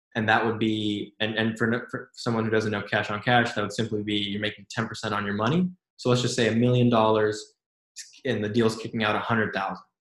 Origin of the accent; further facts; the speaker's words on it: Silicon Valley, California, United States; growing up in Silicon Valley